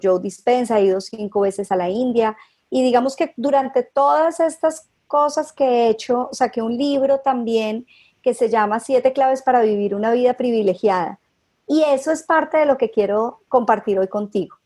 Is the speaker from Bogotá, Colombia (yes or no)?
no; Cali, Valle del Cauca, Colombia; also born or lived in Bogotá; soy caleña